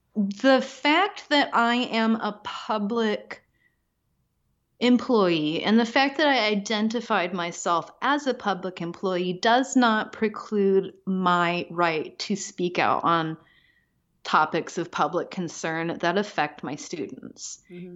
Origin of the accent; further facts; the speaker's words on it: Pacific Northwest, United States; moved away; also born or lived in Midwest / Chicago; growing up in the Pacific Northwest, I was just kind of like de facto liberal. And then I moved to the Midwest